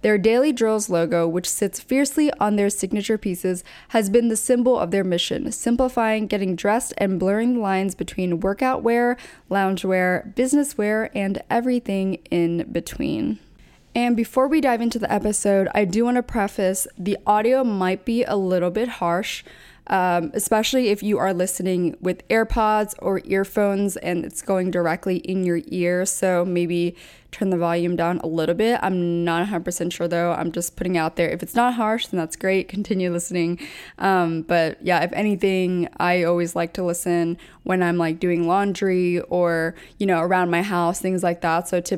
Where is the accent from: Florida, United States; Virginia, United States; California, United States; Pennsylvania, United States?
Pennsylvania, United States; now in New York City, United States; I was also a transplant. I moved from Pennsylvania, so East Coast to the West Coast. And as I mentioned, I went to Chapman, so was out there for a while, but now I'm in New York City